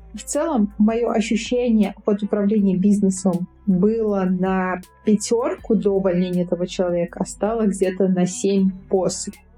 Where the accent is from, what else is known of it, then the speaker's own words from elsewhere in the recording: Moldova; Я молдаванка. У меня молдавское гражданство